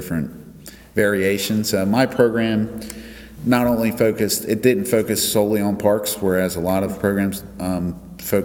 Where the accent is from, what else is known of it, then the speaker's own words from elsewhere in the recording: Delaware, United States; moved away as an adult; also born or lived in West Virginia; now in Davis, United States; I grew up on the East Coast in Delaware, and I grew up on a farm.